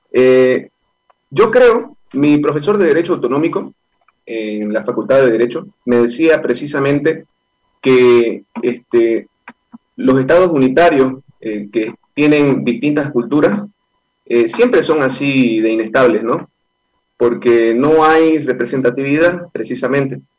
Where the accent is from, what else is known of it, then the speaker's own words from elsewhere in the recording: Bolivia; Podemos pensar diferentes, podemos tener diferentes culturas, pero, pero como bolivianos nos tenemos esa estima.